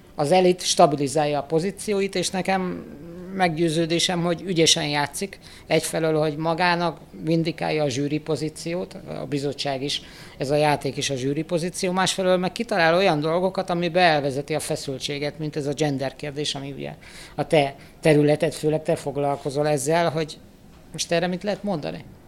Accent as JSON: {"language": "Hungarian", "country": "Hungary", "said": "szenvedélyesen magyarok vagyunk"}